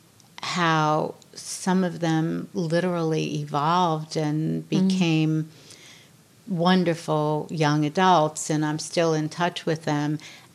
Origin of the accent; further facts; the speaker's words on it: New York, United States; I'm born and raised in New York. I'm tough